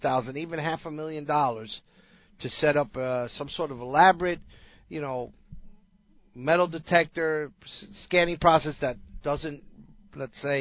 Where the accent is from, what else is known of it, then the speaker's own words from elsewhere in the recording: New York or near New York, United States; moved away; growing up in New York or near New York